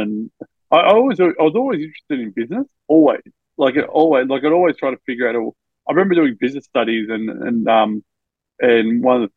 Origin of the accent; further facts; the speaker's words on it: Albury, New South Wales, Australia; now in Melbourne, Australia; I was born in Melbourne, but I grew up in Albury, which is a border town of New South Wales and Victoria